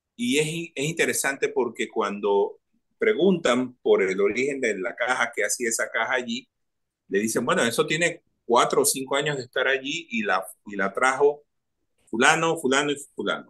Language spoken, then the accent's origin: Spanish; Panama; soy un ciudadano de este país